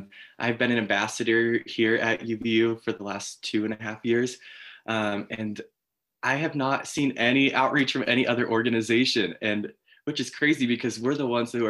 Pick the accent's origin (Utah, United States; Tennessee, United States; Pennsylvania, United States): Utah, United States; Layton; I am from Northern Utah, Layton area